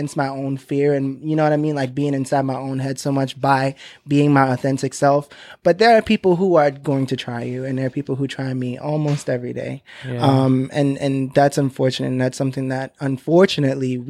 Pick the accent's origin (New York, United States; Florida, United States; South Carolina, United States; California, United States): New York, United States; New York City; also born or lived in Bronx, New York; where I'm from Crown Heights, Brooklyn, and it's super gentrified now